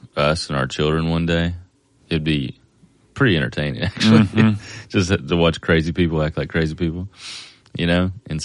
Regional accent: Kentucky, United States; moved away; it wasn't like this that I can remember growing up in Kentucky

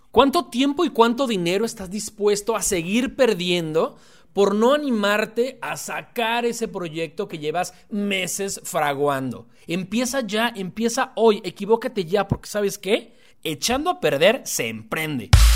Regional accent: Guadalajara, Jalisco, Mexico; soy un emprendedor tapatío

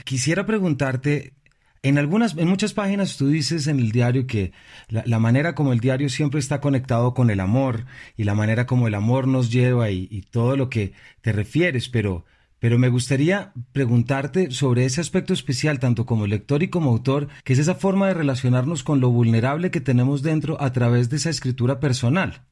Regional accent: Colombia; nuestros temas como colombianos

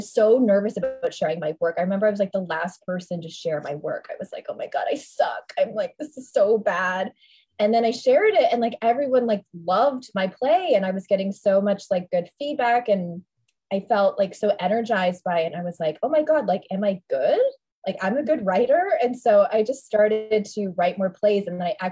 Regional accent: Toronto, Ontario, Canada; moved away; also born or lived in New York; So I'm from Toronto originally.

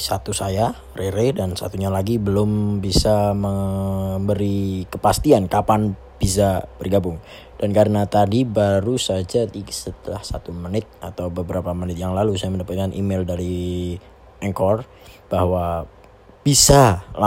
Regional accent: Surakarta, Central Java, Indonesia; accent: Javanese; aku dari Solo dari Jawa Tengah. Jadi kalau bahasa Indonesia aku agak medok atau agak kejawaan ya tolong dimaklumi lah karena sepertinya orang Jawa itu nggak bisa lepas dari kata-kata Jawanya nggak dari aksennya ya

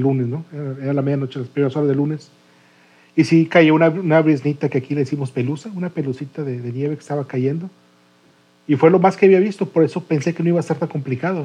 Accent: Monterrey, Nuevo León, Mexico; como Regio que no había probado el frío de, menos 7 grados

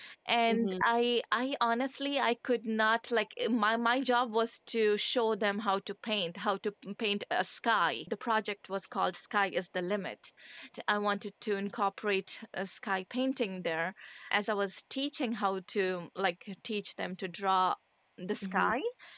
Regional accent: Kandahar, Afghanistan; English is a second language; also born or lived in Scotland; now in Ottawa, Canada; I'm from Kandahar.

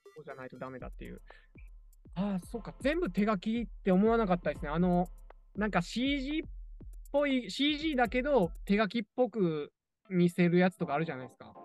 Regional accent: Nara, Japan; 奈良県出身なんですけど

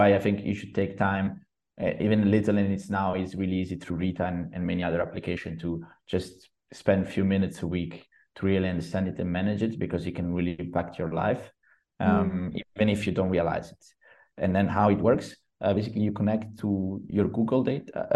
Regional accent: Genoa, Liguria, Italy; I come from Genoa

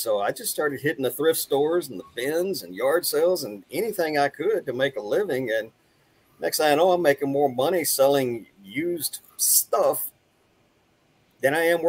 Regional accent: Texas, United States; also born or lived in Italy; Yeah, born and raised in Texas. My dad was in the Navy. I was in the Navy, so I've traveled the entire world. Been traveling all over the place most of my life. I've lived in Italy, East Coast, West Coast, points in between.

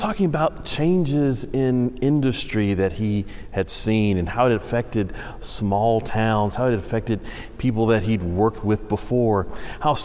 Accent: Houston, Texas, United States; now in North Carolina, United States; I grew up in Houston, where you have a couple seasons

